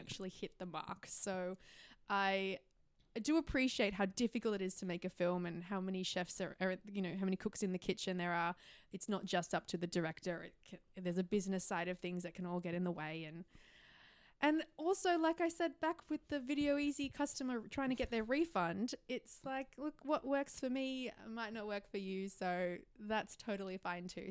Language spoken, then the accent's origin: English; Melbourne, Victoria, Australia; moved away as an adult; now in Sydney, Australia; my hometown, like my home is Melbourne, where my parents are.